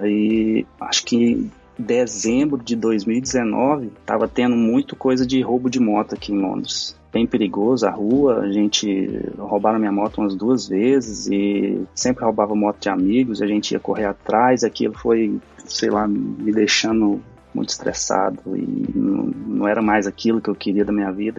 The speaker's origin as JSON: {"language": "Portuguese", "town": "Nerópolis", "region": "Goiás", "country": "Brazil", "tie": "born or raised there", "also_born_or_lived": "London, United Kingdom", "moved": "as an adult", "lives_now": "England, United Kingdom", "said": "eu sou de uma cidade chamada Nerópolis, fica em Goiás, a mais ou menos trinta quilômetros de, de Goiânia. Cresci e vivi a minha vida, uau, metade da minha vida toda lá nessa cidade"}